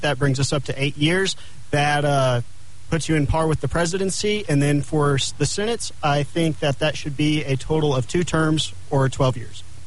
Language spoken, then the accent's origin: English; Clovis, New Mexico, United States; also born or lived in Lubbock, Texas; now in Albuquerque, United States; I grew up in Clovis, New Mexico on my parents' dairy farm.